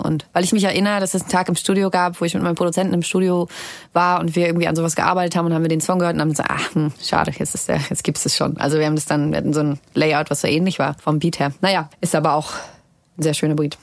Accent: Hamburg, Germany; ich komme ja aus Hamburg

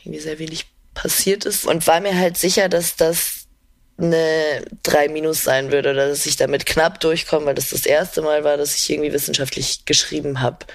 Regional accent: Emsland, Lower Saxony, Germany; also born or lived in Mecklenburg-Vorpommern; ich bin in einem Dorf im Emsland aufgewachsen, beziehungsweise Mecklenburg-Vorpommern und dann im Emsland

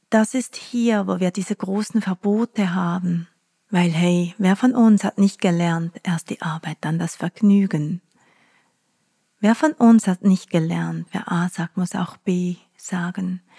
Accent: Basel area, Switzerland; Ich habe ja ganz nahe der französischen Grenze gewohnt als Kind in der Schweiz, in der Nähe von Basel.

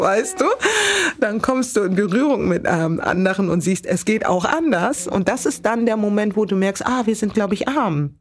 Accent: Hamburg, Germany; geboren und aufgewachsen in Hamburg, genauer gesagt in Hamburg Altona geboren aber groß geworden in Hamburg-Billstedt

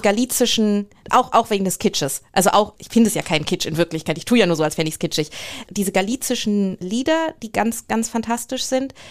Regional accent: Germany; moved away as an adult; also born or lived in England; als Deutscher

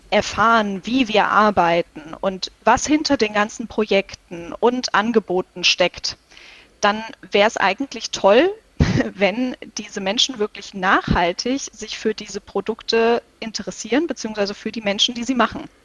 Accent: Hesse, Germany; Ich komme aus Hessen, ich bin hier aufgewachsen und das war mein Wunscharbeitgeber.

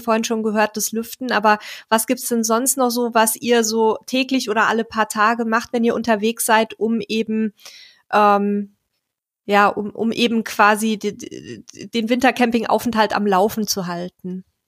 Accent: Bavaria, Germany; meine Heimat

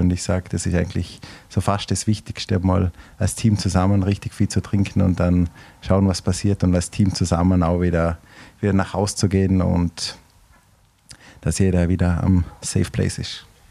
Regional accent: Austria; Österreich, wo ich herkomme

